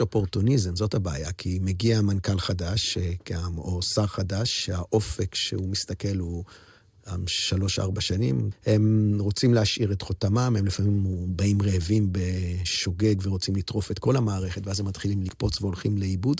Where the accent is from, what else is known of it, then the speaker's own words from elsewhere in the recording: Jerusalem, Jerusalem District, Israel; כילד הסתכלתי, למדתי בבית ספר, בתי ספר, זו תקופת האינטגרציה בירושלים